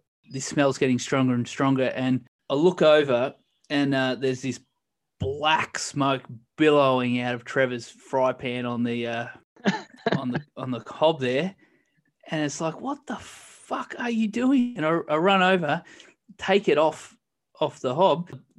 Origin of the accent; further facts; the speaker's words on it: Australia; being Australian, we do, you know, we're quite fond of steak as well.